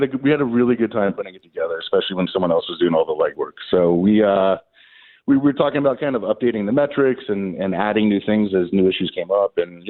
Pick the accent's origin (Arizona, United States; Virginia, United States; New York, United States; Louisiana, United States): Arizona, United States; My home state of Arizona.